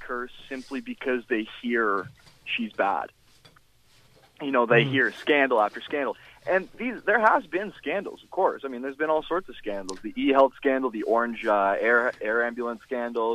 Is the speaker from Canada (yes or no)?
yes; Whitby, Ontario, Canada; also born or lived in Toronto / Vaughan; Whitby, my hometown